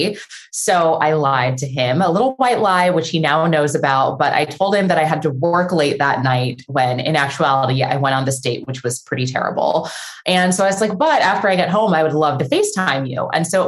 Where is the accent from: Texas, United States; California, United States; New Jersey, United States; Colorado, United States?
California, United States; San Diego; moved away as an adult; now in Los Angeles, United States; I live in Los Angeles. I grew up in San Diego, but have been in LA for like 13 years now